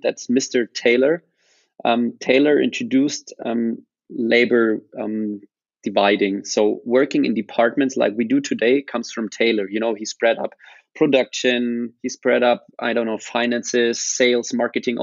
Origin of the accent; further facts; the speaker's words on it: Rosenheim, Bavaria, Germany; also born or lived in Australia; more or less I grew up here